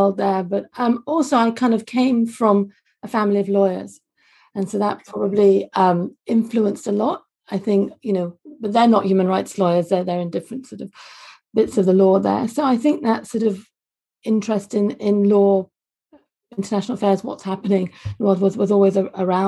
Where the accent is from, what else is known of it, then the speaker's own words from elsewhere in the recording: London, United Kingdom; also born or lived in Glasgow, Scotland; You can't tell from my Scottish accent, but I was born and brought up for the first 3-4 years of my life actually in Glasgow. And then sadly my parents divorced and I moved down to London with my mum